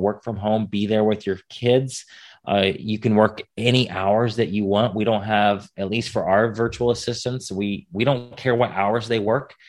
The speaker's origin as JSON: {"language": "English", "country": "United States", "said": "I'm an American"}